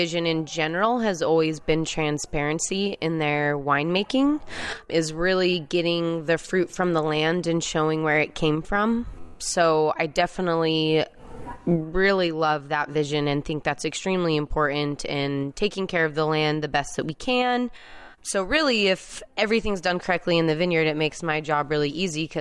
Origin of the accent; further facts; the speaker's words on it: Salt Lake City, Utah, United States; moved away; I grew up in Salt Lake City, Utah